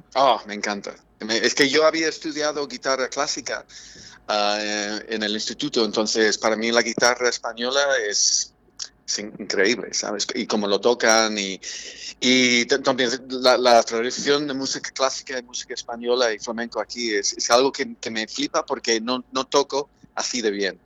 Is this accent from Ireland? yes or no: yes; Ireland; Spanish is a second language; now in Madrid, Spain; en mi país, Irlanda